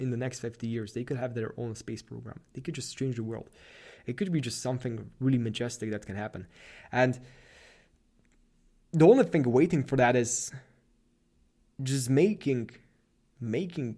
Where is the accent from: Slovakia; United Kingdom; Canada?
Slovakia; moved away as an adult; now in Vienna, Austria; I'm from Slovakia